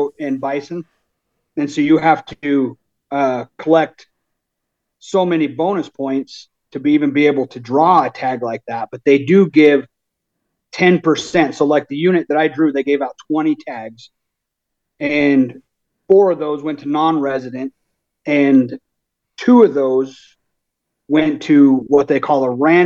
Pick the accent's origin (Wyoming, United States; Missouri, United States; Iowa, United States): Wyoming, United States; Thermopolis; I'm from Thermopolis, Wyoming. I'm 39, born and raised right here in Wyoming